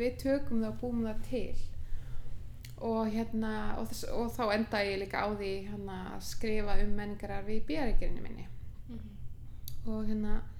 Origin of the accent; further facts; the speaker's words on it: Aðaldalur, Suður-Þingeyjarsýsla, Northeastern Region, Iceland; ég er sérst alin upp í Aðaldal, Suðuðingaðsíslu